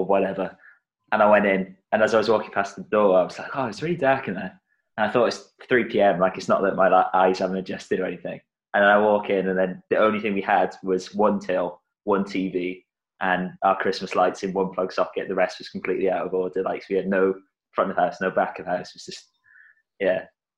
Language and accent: English; South Wales, United Kingdom; now in Birmingham, United Kingdom; I grew up in South Wales, but I live in Birmingham now